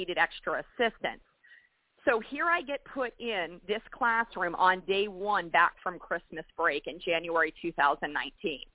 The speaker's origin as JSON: {"language": "English", "region": "Florida", "country": "United States", "also_born_or_lived": "North Carolina", "moved": "yes", "said": "I'm from Florida originally"}